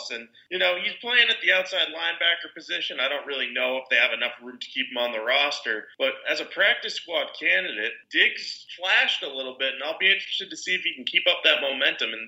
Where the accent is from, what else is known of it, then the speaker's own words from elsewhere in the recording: New England, United States; I'm from New England.